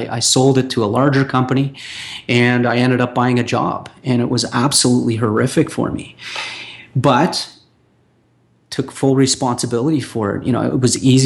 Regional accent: Toronto, Ontario, Canada; moved away; my hometown in Toronto, on, you know, Ontario, Canada

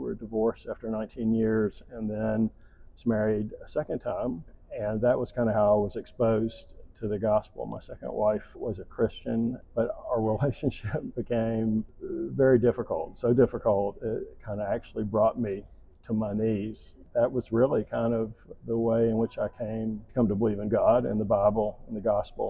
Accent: Charlotte, North Carolina, United States; I grew up in Charlotte, North Carolina

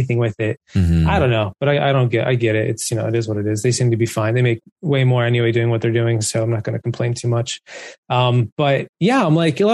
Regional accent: East Coast, United States; growing up on the East Coast

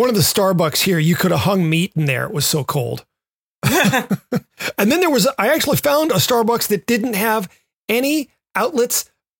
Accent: the South, United States

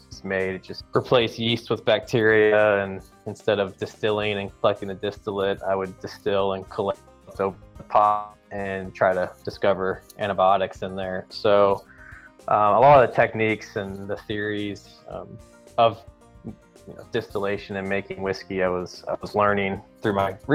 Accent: Louisville, Kentucky, United States; moved away as an adult; now in Texas, United States; I grew up in Kentucky, from Louisville, Kentucky

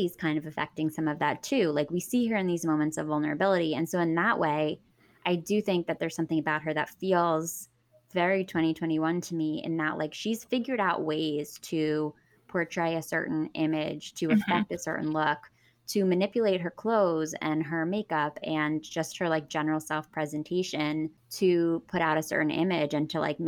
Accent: Pennsylvania, United States; I grew up middle class in Pennsylvania.

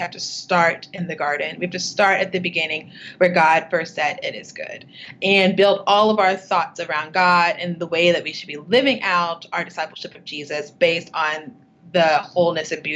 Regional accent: Texas City, Texas, United States; moved away as an adult; also born or lived in New Orleans, Louisiana; now in St. Paul, United States; I live in St. Paul, Minnesota right now, even though I am a Texas girl. I'm from Southeast Texas, a little town called Texas City, Texas, which is near Galveston

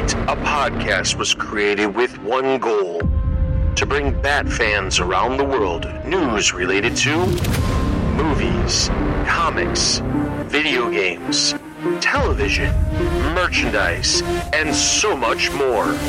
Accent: Midwest, United States; I grew up in the Midwest

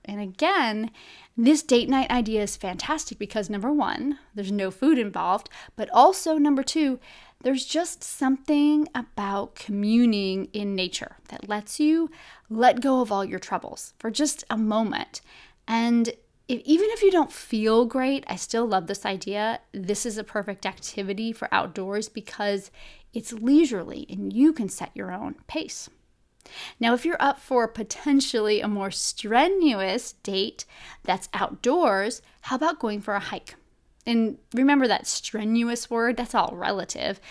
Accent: Buffalo, New York, United States; moved away; I grew up in Buffalo, New York

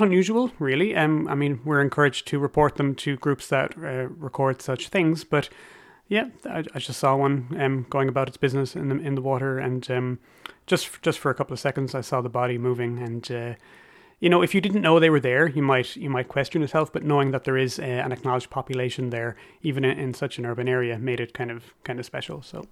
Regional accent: Cork, Munster, Ireland; my hometown is Cork City

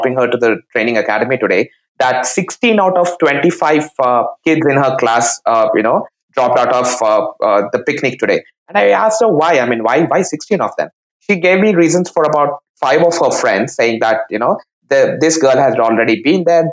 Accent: India; as an Indian

